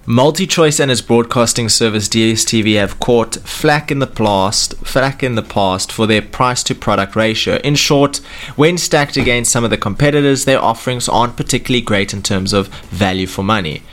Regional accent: South Africa; we're coming from South Africa

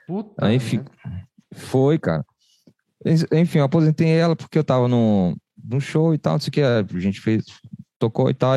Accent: Recife, Pernambuco, Brazil; now in Fortaleza, Brazil; eu cresci em Recife

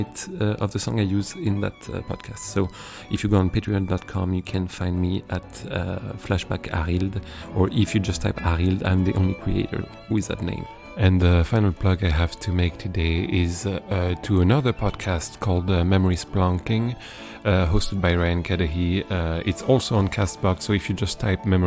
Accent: south of France, France; I grew up in South of France

